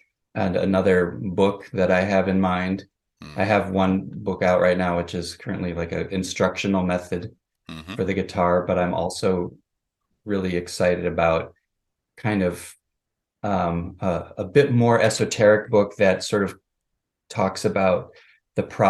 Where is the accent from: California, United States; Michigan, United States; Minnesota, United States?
Minnesota, United States; Minneapolis; I grew up in Minneapolis, Minnesota